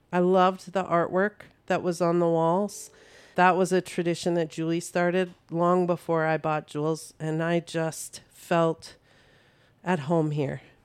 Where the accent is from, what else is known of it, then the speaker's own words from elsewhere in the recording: North Dakota, United States; moved away as an adult; now in Saint Cloud, United States; I am from North Dakota originally, but I live in Saint Cloud for the last twenty-four years.